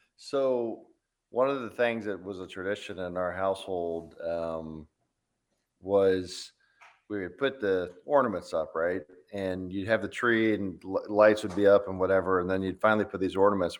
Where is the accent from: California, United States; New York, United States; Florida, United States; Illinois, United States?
Florida, United States; moved away; growing up in Florida